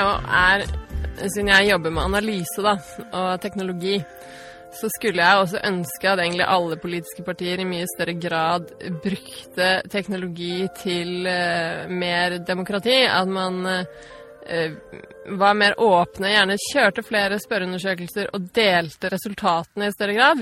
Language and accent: Norwegian; Stavanger, Rogaland, Norway; also born or lived in Trondheim, Norway; Jeg har bodd i Stavanger hele livet, vokste opp på Hillevåg, og så flyttet til Gausel som tolvåring